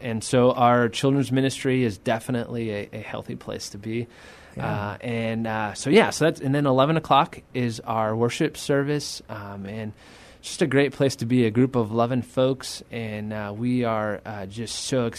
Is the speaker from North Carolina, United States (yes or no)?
no; El Paso, Texas, United States; moved away as an adult; now in San Antonio, United States; We're both from El Paso, Texas. Didn't know. We grew up 5 minutes apart, didn't know each other.